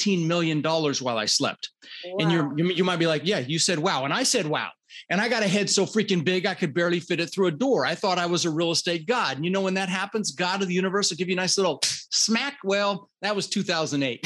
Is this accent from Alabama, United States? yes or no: no; Denver, Colorado, United States; also born or lived in Netherlands; I immigrated this country when I was 6 years old. I was born in the Netherlands, Holland, wooden shoes, windmills. And we immigrated with my brother Albert, my mother's Vancha, and we ended up in Denver, Colorado